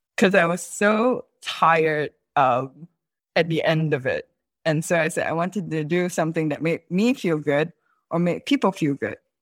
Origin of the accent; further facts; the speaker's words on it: Singapore; accent: Singaporean English; first language English; I'm Singaporean